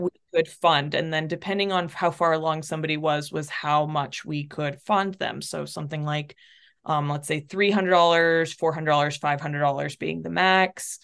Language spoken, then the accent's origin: English; North Texas, United States; also born or lived in Chile / Portland, Oregon; I grew up in North Texas, but, um, I'm from Chile